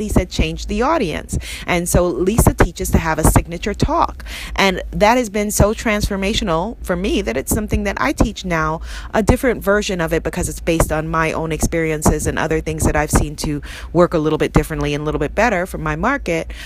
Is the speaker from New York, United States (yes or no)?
yes; New York City, New York, United States; I grew up in Queens, New York